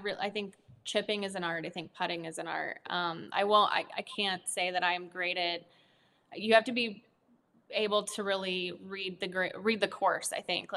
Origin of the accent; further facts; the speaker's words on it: Nebraska, United States; moved away; I lived in a really small town and there's not a whole lot to do. So I picked up golf and I ended up being pretty good at it. And I started winning a lot of tournaments and I became the number two golfer in Nebraska